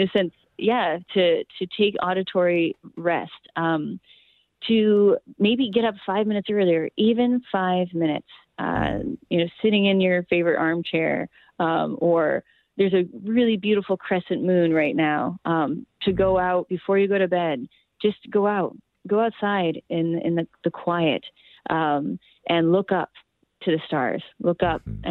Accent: Maine, United States; where I grew up in in Maine

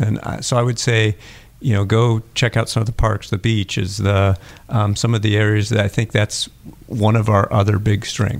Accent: near Green Bay, Wisconsin, United States; now in Jacksonville, United States; I grew up near Green Bay

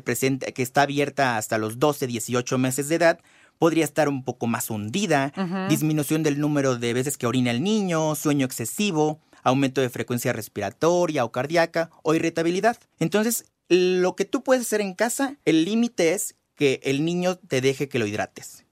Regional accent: Veracruz, Mexico; yo soy de Veracruz y allá tenemos una humedad aproximada, aproximada del 70%

